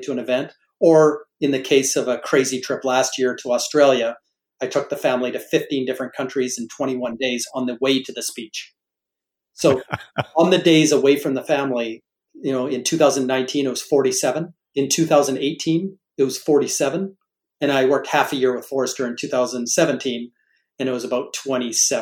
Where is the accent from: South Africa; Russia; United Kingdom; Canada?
Canada; moved away; Being a Canadian by birth